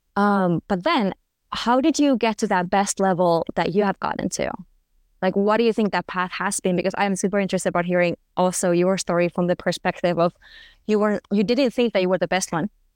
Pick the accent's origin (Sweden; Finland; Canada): Finland; moved away as an adult; also born or lived in Germany; I'm from Finland